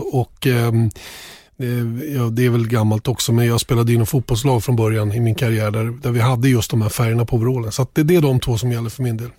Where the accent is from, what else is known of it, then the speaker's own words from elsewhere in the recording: Sweden; som svensk